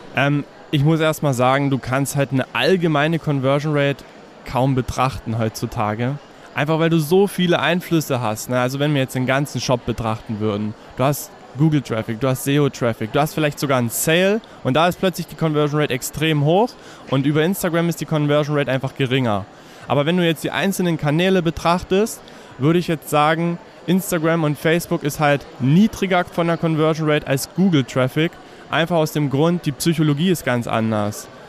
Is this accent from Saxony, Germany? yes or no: yes; Herrnhut, Saxony, Germany; now in Görlitz, Germany; tatsächlich komme ich ursprünglich aus der Ecke Herrnhut